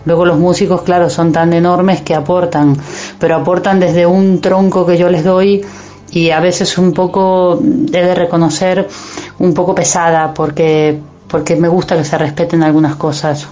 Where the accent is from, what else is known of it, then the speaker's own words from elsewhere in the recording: Ituzaingó, Buenos Aires Province, Argentina; now in Spain; Yo soy de Ituzaingó, no soy del arrabal, porteño.